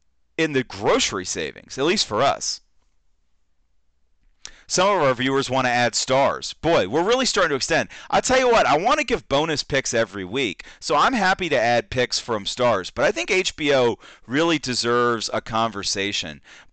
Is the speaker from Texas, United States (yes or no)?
yes; Texas, United States; You know, I go over there, I'm from Texas, I got cowboy boots on, the hat, the whole deal.